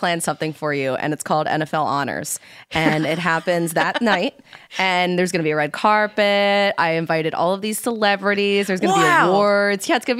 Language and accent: English; Philadelphia, Pennsylvania, United States; growing up in Philly, there was always like a snowstorm